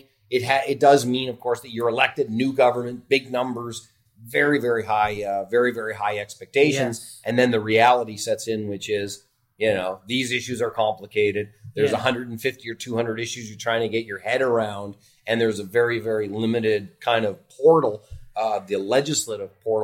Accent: Toronto, Ontario, Canada; I grew up in Etobicoke

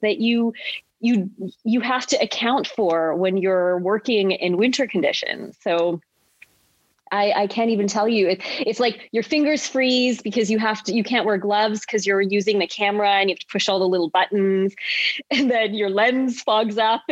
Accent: Calgary, Alberta, Canada; born or raised there; moved away as an adult; also born or lived in New Brunswick / Los Angeles, United States

